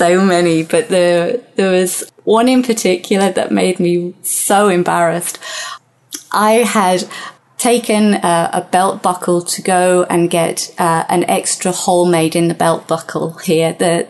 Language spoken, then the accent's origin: English; United Kingdom; but being typically British, I was very red, incredibly embarrassed, and ran out of the shop